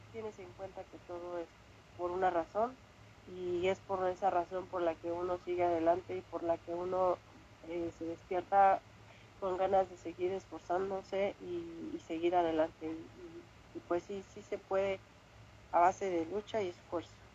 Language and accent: Spanish; Mexico City, Mexico; moved away as an adult; now in Spain; yo soy mexicana